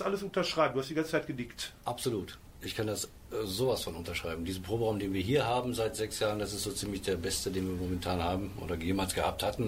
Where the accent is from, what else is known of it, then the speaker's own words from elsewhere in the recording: Ruhr area, North Rhine-Westphalia, Germany; Ruhrpott ist, mein, ist meine Heimat